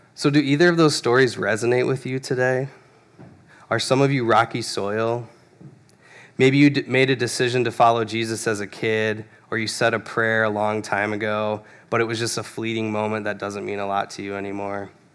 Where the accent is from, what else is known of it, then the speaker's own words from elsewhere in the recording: Phoenix, Arizona, United States; I grew up in Phoenix, Arizona